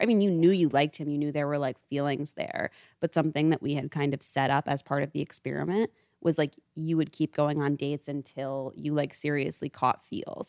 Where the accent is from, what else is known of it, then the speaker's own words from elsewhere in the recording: Storrs, Connecticut, United States; I am from Stores, Connecticut. It's, like, way the fuck out there